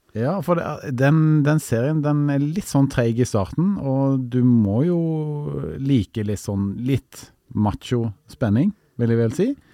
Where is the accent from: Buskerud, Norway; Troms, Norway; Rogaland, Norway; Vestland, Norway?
Rogaland, Norway; Stavanger; moved away; min hjemby Stavanger